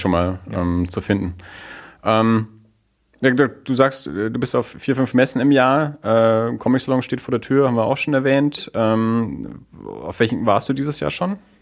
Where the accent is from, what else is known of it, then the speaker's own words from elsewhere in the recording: Erlangen, Bavaria, Germany; ich komme ja aus Erlangen